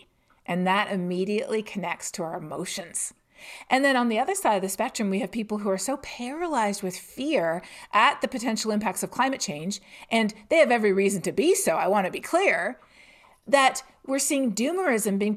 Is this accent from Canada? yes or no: yes; Canada; I'm Canadian myself